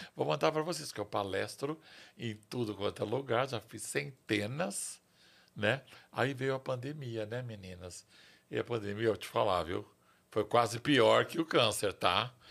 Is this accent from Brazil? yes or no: yes; São Paulo, Brazil; eu nasci em São Paulo, eu tenho orgulho de ser paulistano